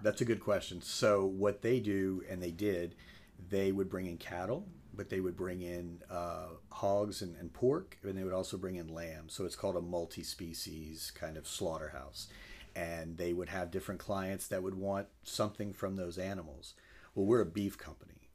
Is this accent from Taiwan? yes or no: no; Crowley, Louisiana, United States; moved away as an adult; now in Lafayette, United States; grew up in Crowley, uh, came to Lafayette when I came to U L back in ninety-seven